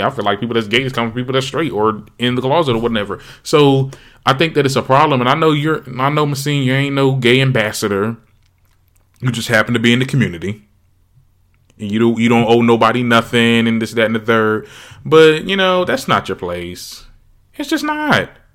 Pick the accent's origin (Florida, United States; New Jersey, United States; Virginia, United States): New Jersey, United States; Trenton; my hometown, Trenton